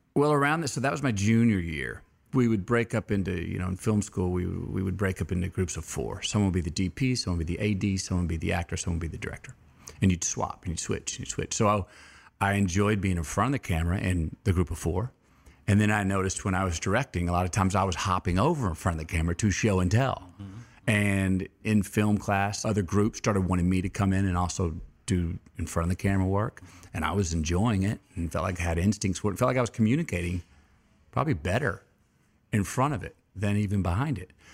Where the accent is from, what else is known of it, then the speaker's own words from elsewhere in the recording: Uvalde, Texas, United States; I was born in Uvalde, Texas